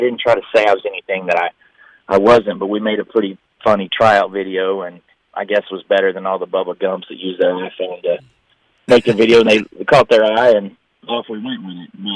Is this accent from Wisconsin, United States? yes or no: no; Tennessee and Alabama, United States; moved away; I grew up in Tennessee and Alabama, Southern Baptist